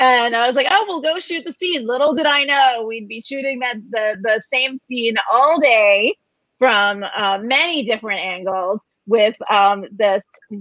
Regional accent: New York, United States; I'm from New York

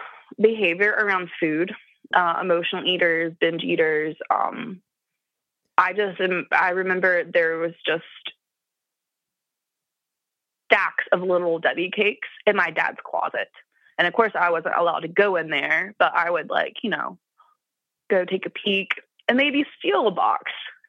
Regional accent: Appalachia, United States; So like I said, I'm from Appalachia. I don't think I have a very strong accent. I've had some media training, so I've learned to neutralize my accent.

